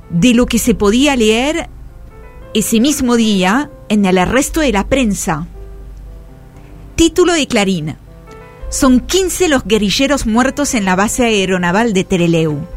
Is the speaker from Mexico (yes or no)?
no; Argentina; grité, soy un periodista argentino. Y les mostré la credencial.